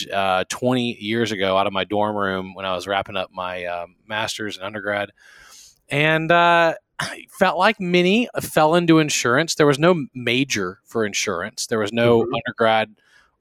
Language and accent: English; Baton Rouge, Louisiana, United States; moved away as an adult; also born or lived in College Station, Texas; I am from South Louisiana, Baton Rouge